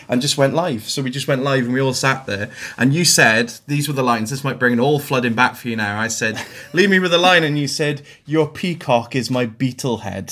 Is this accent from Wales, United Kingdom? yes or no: yes; Blackwood, Wales, United Kingdom; I'm a Blackwood boy.